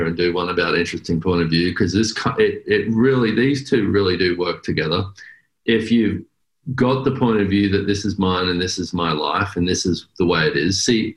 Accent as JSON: {"language": "English", "country": "Australia", "accent": "Australian", "moved": "yes", "lives_now": "United States", "said": "I'm an Australian"}